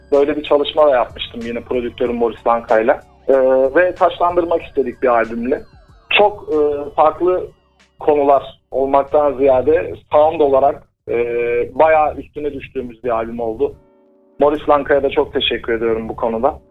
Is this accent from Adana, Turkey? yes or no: yes; Adana, Turkey; şu anda e, Adana'da ikamet ediyorum. E, Aslan Adanalıyım